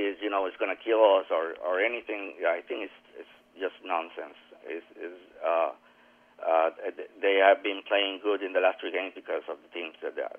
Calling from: Puerto Rico

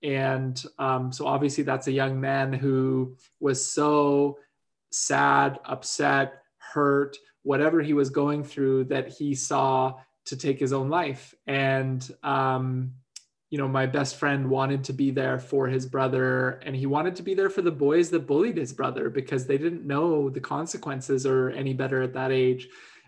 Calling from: Vancouver, British Columbia, Canada; Well, I'm dialing in from the Coast Salish unceded territories of the Musqueam, Squamish, and Tsleil-Waututh, also known as Vancouver.

